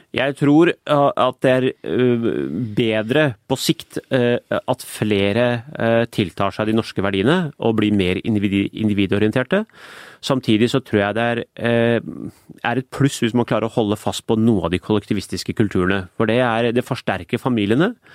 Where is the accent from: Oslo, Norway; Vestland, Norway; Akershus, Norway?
Oslo, Norway; jeg vokste jo opp i Iladalen